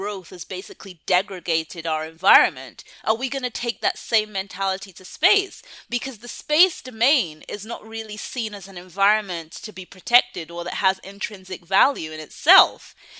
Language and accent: English; Canada; now in United States; And I really only came across this term Afrofuturism when I moved to the United States. I came here from Canada.